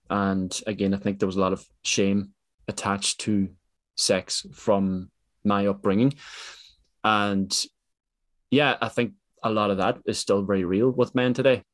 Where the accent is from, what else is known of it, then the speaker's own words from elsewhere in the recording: Ireland; I come from Ireland